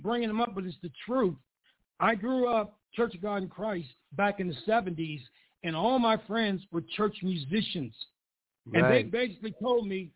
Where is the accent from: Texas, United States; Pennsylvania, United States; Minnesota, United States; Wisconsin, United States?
Pennsylvania, United States; moved away; I grew up in the bluesiest part of Pennsylvania you could ever grow up in. I grew up on Lee Avenue